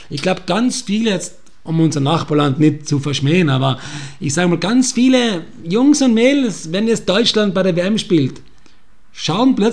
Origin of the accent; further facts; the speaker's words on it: Austria; Aber ich behaupte mal, als Österreicher weiß man, wie es ist, nicht teilzunehmen oder auszuscheiden.